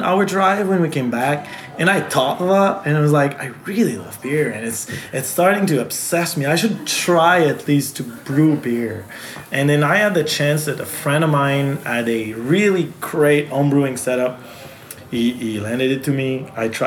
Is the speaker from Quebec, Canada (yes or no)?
yes; Magog, Quebec, Canada; accent: French; first language French; English is a second language; moved away as an adult; also born or lived in Montreal; now in Magog, Canada; I was born in Magog